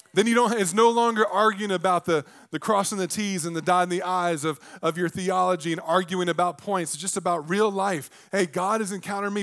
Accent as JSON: {"language": "English", "region": "the South", "country": "United States", "tie": "born or raised there", "said": "I grew up in the South."}